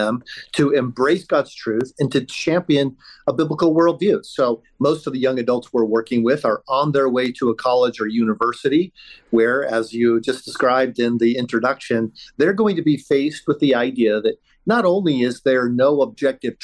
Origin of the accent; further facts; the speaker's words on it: Colorado, United States; I'm from Colorado. I'm actually in Jerusalem as we're having this conversation